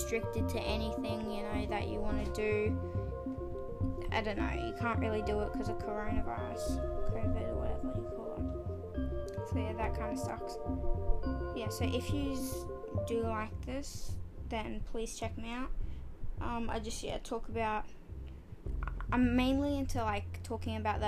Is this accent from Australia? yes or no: yes; Australia; I'm from Australia